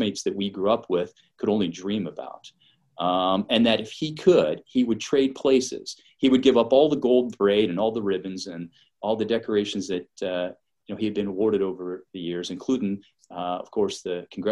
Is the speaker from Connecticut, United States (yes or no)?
no; Michigan, United States; moved away as an adult; I grew up in the Great Lakes in Michigan, and I was on small boats.